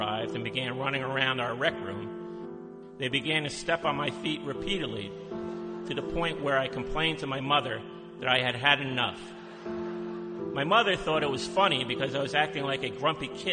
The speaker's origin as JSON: {"language": "English", "town": "Howell", "region": "New Jersey", "country": "United States", "tie": "born or raised there", "said": "growing up in Howell"}